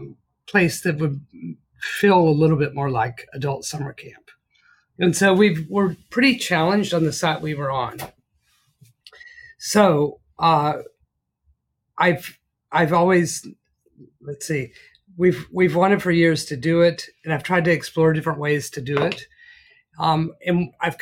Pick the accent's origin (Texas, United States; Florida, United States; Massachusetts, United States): Texas, United States; West; also born or lived in New York; West Texas is where I'm from. You know, my family has ranched out there for generations